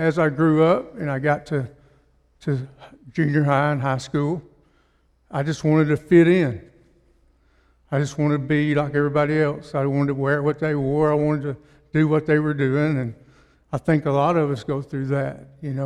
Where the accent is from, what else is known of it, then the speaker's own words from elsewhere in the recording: Russellville, United States; I'm from Russellville